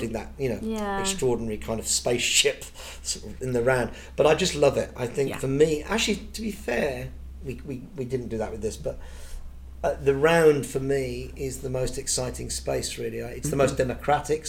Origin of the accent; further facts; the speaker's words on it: Birmingham, West Midlands, United Kingdom; I was born in Birmingham. There was no show business in my family at all. My mum was a dinner lady.